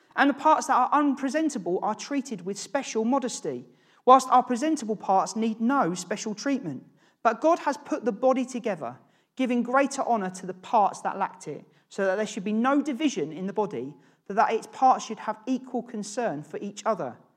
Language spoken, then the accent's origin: English; Norwich, East of England, United Kingdom; moved away as an adult; also born or lived in London; I grew up in Norwich with James.